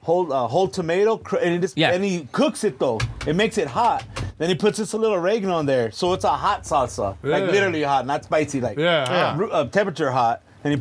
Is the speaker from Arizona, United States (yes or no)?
yes; Tucson, Arizona, United States; my food's more like Chicano food. The house, the food that we grew up over here in Tucson